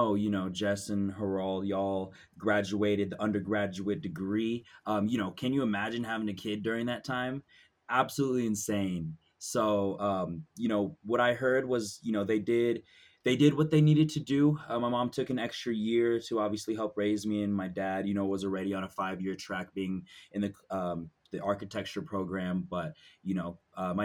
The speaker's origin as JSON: {"language": "English", "town": "Lacey", "region": "Washington", "country": "United States", "tie": "born or raised there", "also_born_or_lived": "Pullman, Washington", "said": "I was born in Pullman, Washington, but raised over in Lacey, Washington, Olympia area on the west side"}